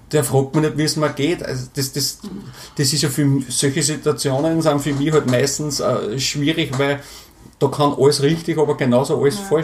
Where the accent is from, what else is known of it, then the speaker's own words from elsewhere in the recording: Burgenland, Austria; ich komme normal, aus dem Burgenland und bin normalerweise schon äh, alle zwei Wochen unten bei meinen Eltern